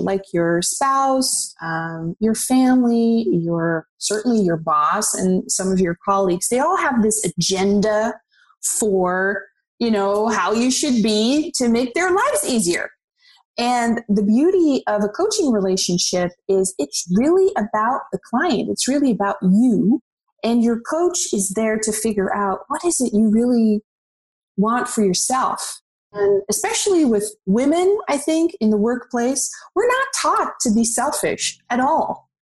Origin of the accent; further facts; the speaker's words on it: Netherlands; moved away as an adult; now in Los Angeles, United States; I'm originally from the Netherlands, so I'm Dutch. And I moved to Los Angeles about, 7 years ago.